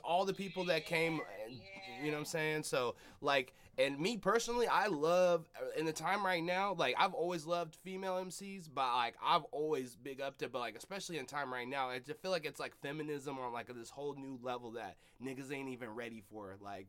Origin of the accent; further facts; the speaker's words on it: Seattle, Washington, United States; I'm from Seattle.